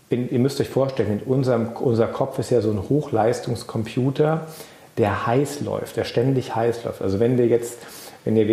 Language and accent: German; Germany; Bei uns in Deutschland